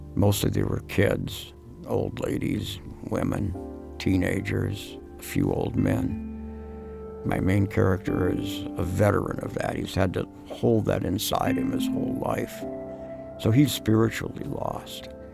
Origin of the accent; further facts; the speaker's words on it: Worthington, Minnesota, United States; moved away; Minnesota in general, in my hometown in particular, a town called Worthington, was really important